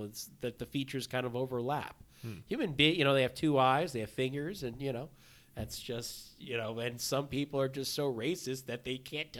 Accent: Laos; I'm from Laos.

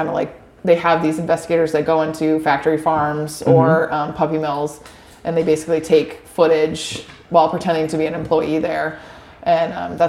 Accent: Rindge, New Hampshire, United States; moved away as an adult; also born or lived in Boston; now in Claremont, United States; I grew up in Ringe, New Hampshire, which is a really small town in southern New Hampshire.

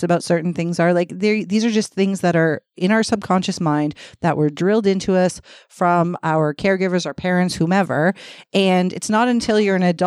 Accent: Toronto, Ontario, Canada; first language English; I grew up here in Toronto

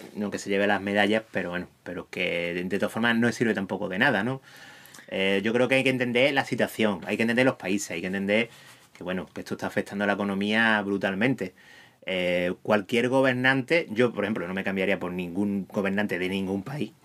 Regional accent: Huelva, Andalusia, Spain; soy de Huelva

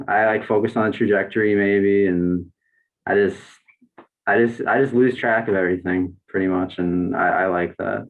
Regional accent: Racine, Wisconsin, United States; moved away as an adult; also born or lived in Burlington, Wisconsin; now in Milwaukee, United States; I grew up in Racine, Wisconsin, which is like 40 minutes south from here

